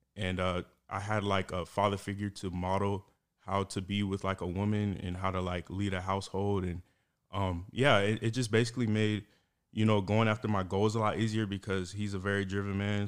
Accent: St. Petersburg, Florida, United States; also born or lived in Georgia; now in Tampa, United States; born and raised in Saint Petersburg, went to college in Georgia, Mercer University

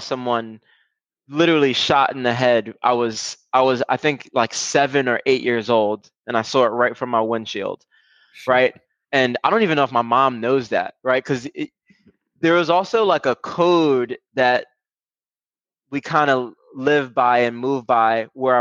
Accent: New York City, New York, United States; I grew up in Brooklyn, New York, for the most part.

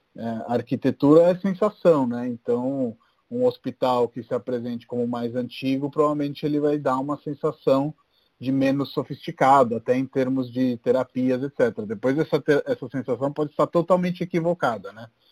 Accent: Rome, Lazio, Italy; now in Brazil; eu sou de Roma

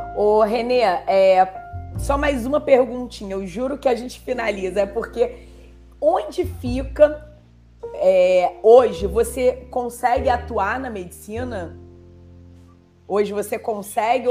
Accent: Brazil; also born or lived in Rio de Janeiro; como brasileira

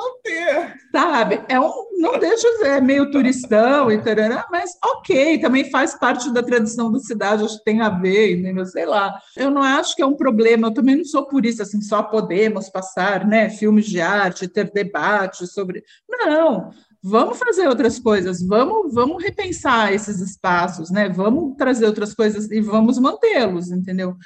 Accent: interior of São Paulo, Brazil; also born or lived in Rio de Janeiro; eu morei no interior muito tempo, eu nasci no Rio, mas vim para São Paulo muito pequena e vim morar no interior de São Paulo menor ainda

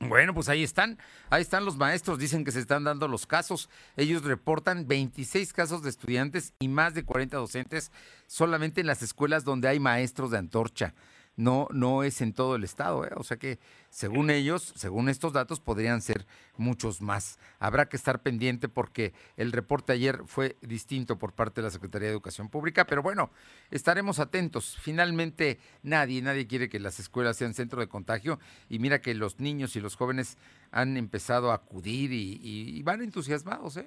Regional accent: Mexico; como somos los mexicanos

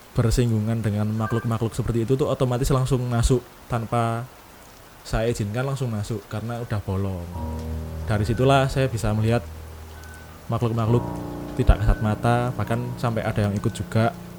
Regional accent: East Java, Indonesia; Kota saya ini kota B, di Jawa Timur

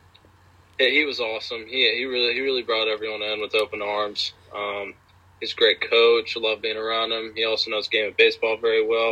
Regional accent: Georgia, United States; I'm from Georgia, so it's really warm in Georgia

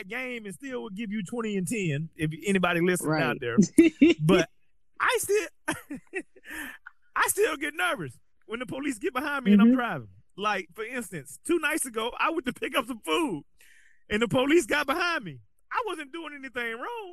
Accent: the South, United States; growing up in the South

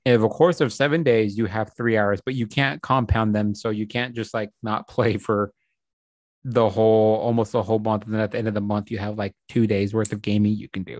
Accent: United States; as an American

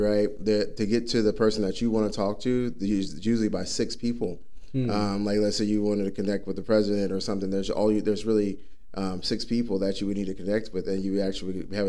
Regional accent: Dallas, Texas, United States; moved away as an adult; now in Arizona, United States; he brought me here from Texas. I'm originally from Dallas, Fort Worth. I'm a native there.

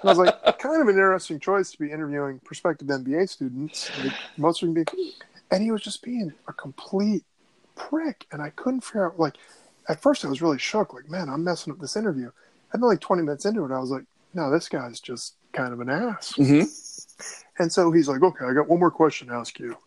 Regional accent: Northern Virginia, United States; growing up in Northern Virginia in the '80s.

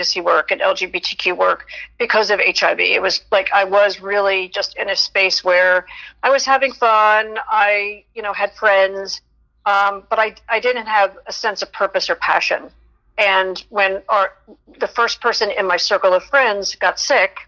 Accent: Philadelphia, Pennsylvania, United States; I grew up in Philadelphia. I went to Temple University, stayed local

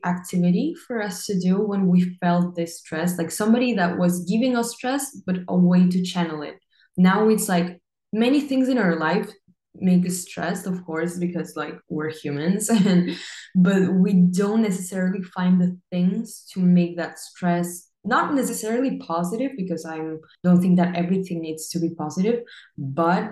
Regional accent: Peru; now in Barcelona, Spain; I'm from Peru, but I'm currently living in Barcelona in Spain.

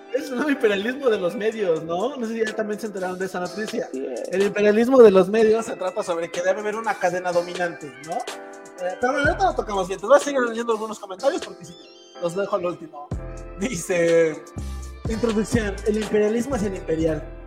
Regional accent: Tlaxcala, Mexico; Yo que soy de Tlaxcala

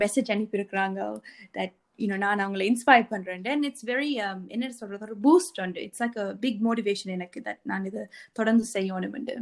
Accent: Sri Lanka; now in Australia; நாங்க ஈழத்தமிழர்

